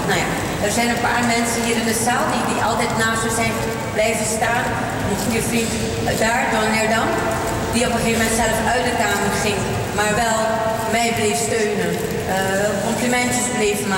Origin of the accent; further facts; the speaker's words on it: Suriname; accent: Surinamese; now in Netherlands; Het ging alleen maar over een Surinaamse accent.